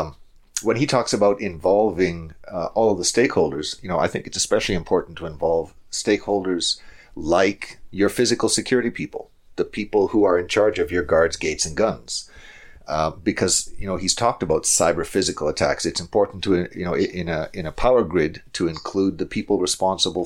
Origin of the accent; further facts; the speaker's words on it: Calgary, Alberta, Canada; here in Calgary, my hometown